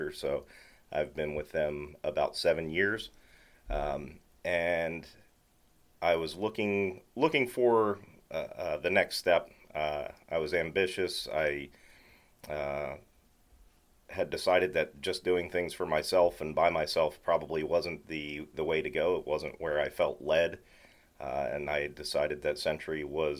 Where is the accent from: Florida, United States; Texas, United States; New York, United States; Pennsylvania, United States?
Pennsylvania, United States; Lancaster; moved away as an adult; also born or lived in Maytown, Pennsylvania; now in Mount Joy, United States; I grew up in Lancaster City